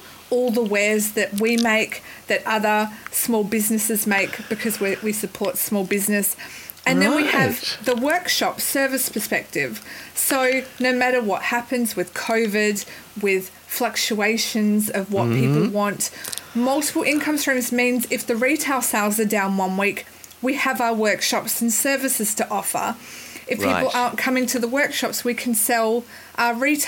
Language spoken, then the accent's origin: English; Perth, Western Australia, Australia; I'm a Perth girl through and through